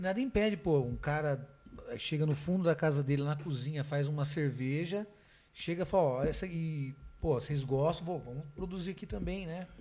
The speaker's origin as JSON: {"language": "Portuguese", "town": "Sorocaba", "region": "São Paulo", "country": "Brazil", "said": "Sou de Sorocaba."}